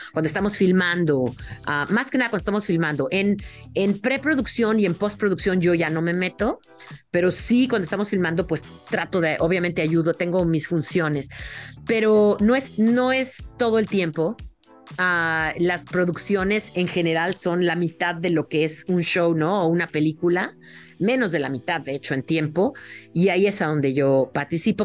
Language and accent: Spanish; Mexico City, Mexico; moved away as an adult; now in United States; crecí en la Ciudad de México y fui también a la universidad en, la Ciudad de México